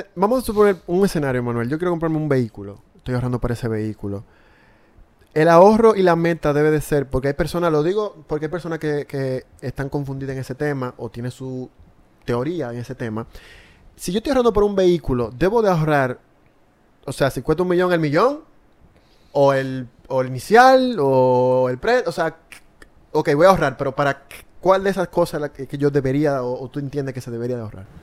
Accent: Dominican Republic

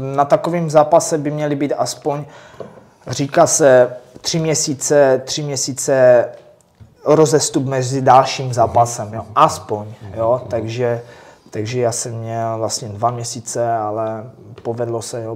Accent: Czechia; jsem první Čech

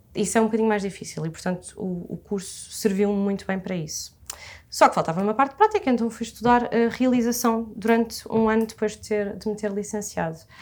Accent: Massamá, Lisbon, Portugal; tenho 24 anos, sou de Massamá

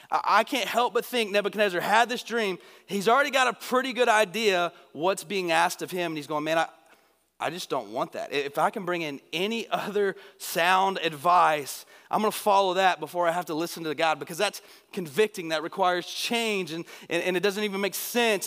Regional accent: Northeast Texas, United States; I'm from Northeast Texas

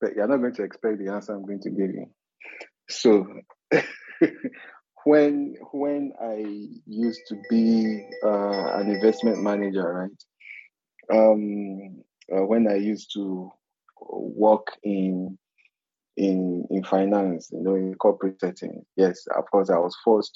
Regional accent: Niger Delta, Nigeria; I'm from the Niger Delta

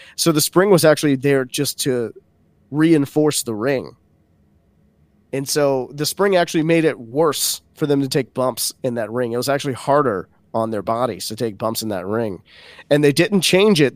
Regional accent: Baton Rouge, Louisiana, United States; Baton Rouge, Louisiana, which is my hometown

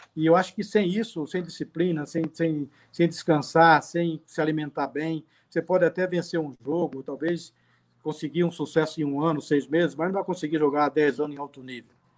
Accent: Cubatão, São Paulo, Brazil; also born or lived in Rio de Janeiro; eu sou carioca, assim, nasci no Rio, né? Nasci, fui com seis meses, uma idade, fui para Cubatão, que é o Jardim Casqueiro, que é de Cubatão

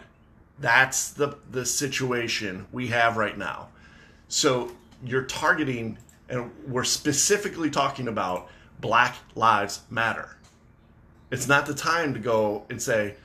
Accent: Michigan, United States; I'm from Michigan

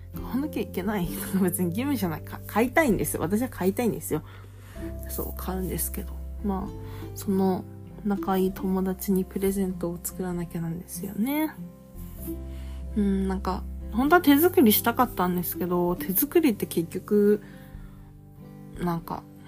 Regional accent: Japan; moved away

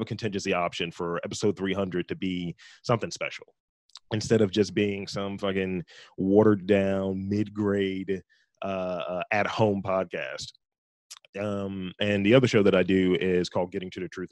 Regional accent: Baltimore, Maryland, United States; I'm from Baltimore, East Baltimore to be specific.

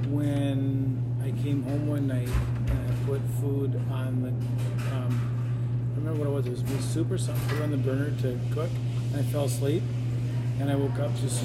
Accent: Underwood, Minnesota, United States; also born or lived in Long Prairie, Minnesota; Well, I graduated from Underwood, Minnesota in 1986. I was born in Long Prairie, Minnesota in 1967.

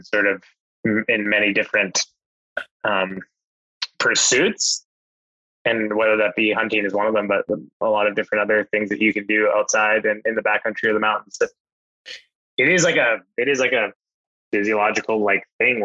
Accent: Alberta, Canada; now in British Columbia, Canada; I grew up hunting on the acreage that we grew up in Alberta for whitetails and stuff like that.

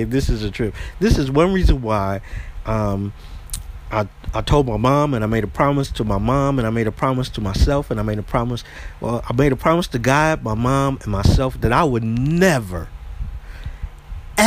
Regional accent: southern U.S., United States; moved away as an adult; when I moved back to my hometown

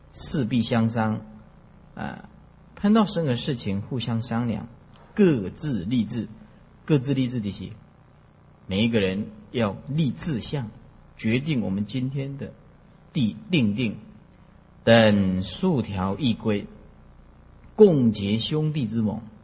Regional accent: Taiwan; 我们是在台湾出生的啦。福建古田人

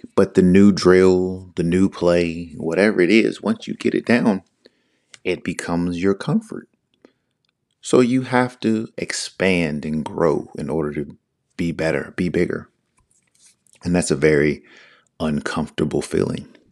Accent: Northern Virginia, United States; I'm from the Northern Virginia area, which is right outside D C, born and raised

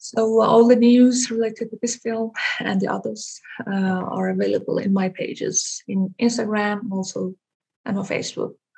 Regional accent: Iran; moved away as an adult; now in Denmark; I was born in Iran. Mm-hmm. I moved to Denmark in 2009 okay. to pursue my education.

